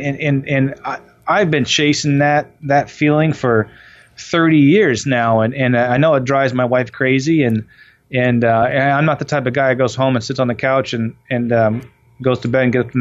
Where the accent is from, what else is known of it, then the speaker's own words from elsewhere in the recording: Waterford, Vermont, United States; moved away; I grew up in Waterford, Vermont, and my mom and dad owned a Country Inn.